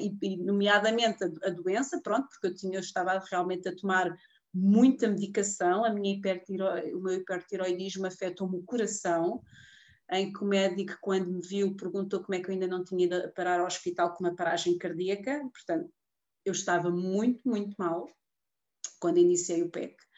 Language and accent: Portuguese; Portugal; also born or lived in Queluz; eu sou aqui de Portugal, sou, moro aqui em Queluz